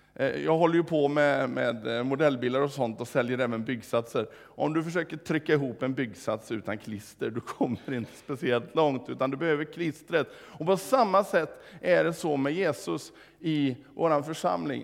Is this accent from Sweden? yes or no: yes; Vårgårda, Västra Götaland, Sweden; hemma i Vårgårda